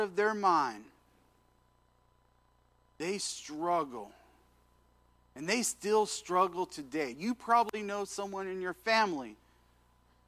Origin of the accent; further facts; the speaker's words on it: Washington, United States; moved away as an adult; I was from Washington State.